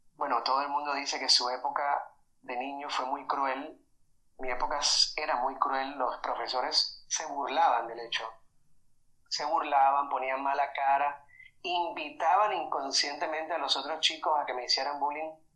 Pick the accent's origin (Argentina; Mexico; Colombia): Colombia; Caribbean coast of Colombia; yo soy de Colombia, de la costa de Colombia, y es una región en la que por todo lado encuentras ese, esa apología al sexo.